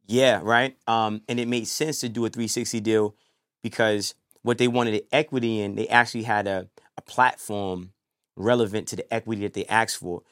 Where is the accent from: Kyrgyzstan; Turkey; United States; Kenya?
United States; New York City, New York; From New York. You know, I mean, I bounced back and forth growing up, you know, um, Brooklyn, Harlem